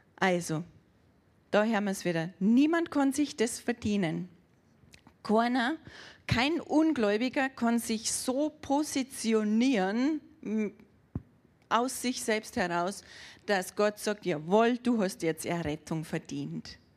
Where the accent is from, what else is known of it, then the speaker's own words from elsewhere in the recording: Germany; bei uns in Deutschland.